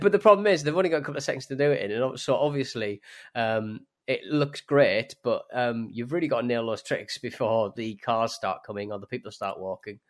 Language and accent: English; United Kingdom; British people